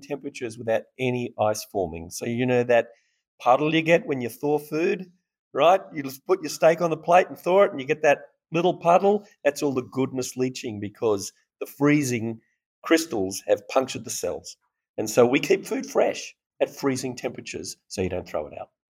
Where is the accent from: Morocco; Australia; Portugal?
Australia; accent: Australian; now in Austin, United States; We're based here in Austin, although from my accent you can hear I'm Australian